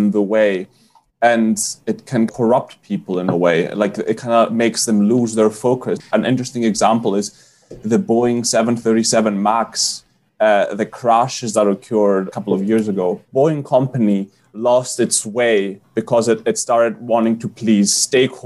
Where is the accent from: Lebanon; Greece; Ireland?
Greece; Growing up in Greece